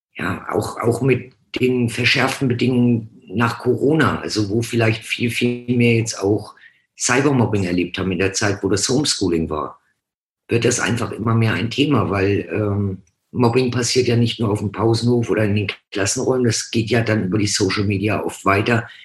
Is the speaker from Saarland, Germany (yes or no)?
no; Hamburg, Germany; now in Franconia, Germany; bin gebürtig von Hamburg, bin seit 79 im schönen Frankenland.